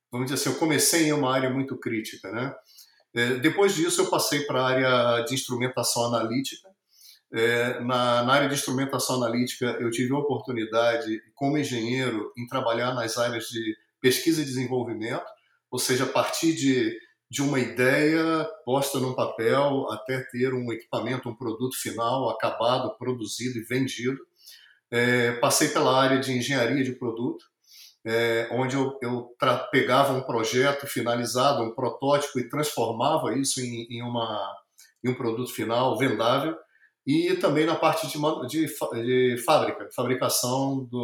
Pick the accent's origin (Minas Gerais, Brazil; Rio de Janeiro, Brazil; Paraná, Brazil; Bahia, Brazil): Rio de Janeiro, Brazil; moved away as an adult; also born or lived in São Paulo, Brazil / Colombia; now in Miami, United States; eu sou carioca, é, nascido no Brasil, carioca